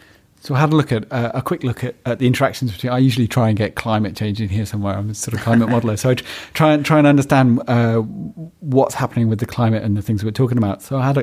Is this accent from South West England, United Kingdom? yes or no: yes; Broadchurch, South West England, United Kingdom; I grew up basically just outside Broadchurch